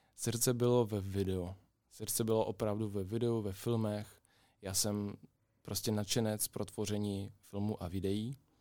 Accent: Kryve Ozero, Mykolaiv Oblast, Ukraine; Czech is a second language; now in Plzeň, Czechia; já jsem z Ukrajiny, z jižní části, z takové malé vesničky. To má jméno Křivé jezero

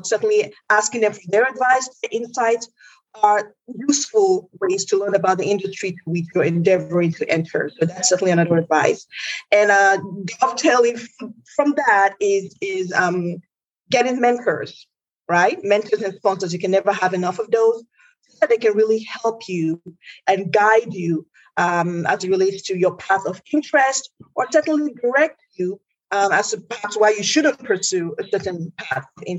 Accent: Nigeria; now in United States; I am an immigrant to the United States. And, I'm from Nigeria, which is a Western nation.

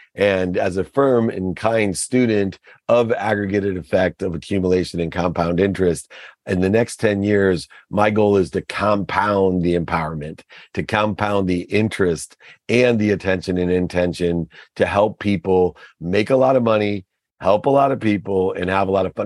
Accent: Akron, Ohio, United States; I grew up in Akron, Ohio with a single mom

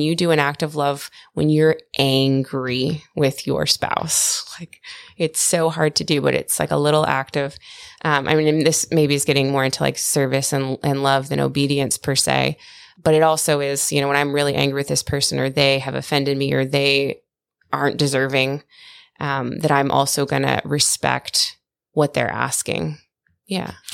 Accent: United States; I'm American

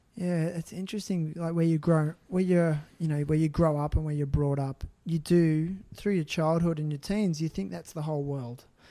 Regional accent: Australia; I'm Australian

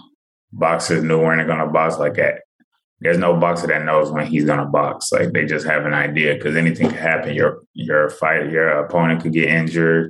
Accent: Nigeria; now in Houston, United States; I did like my like middle school and high school in Nigeria

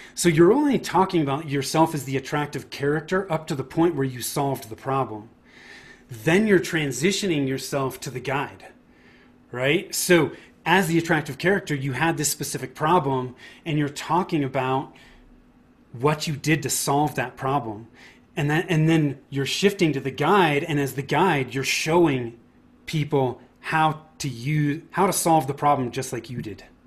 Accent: Bay Area, Northern California, United States; I grew up in in Northern California in the Bay Area.

